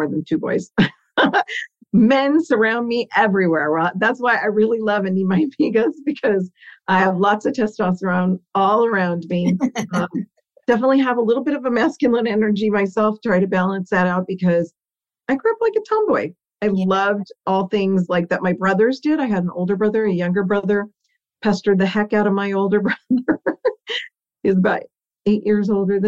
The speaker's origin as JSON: {"language": "English", "town": "Burbank", "region": "California", "country": "United States", "tie": "born or raised there", "first_language": "Italian", "said": "I am Burbank born and raised"}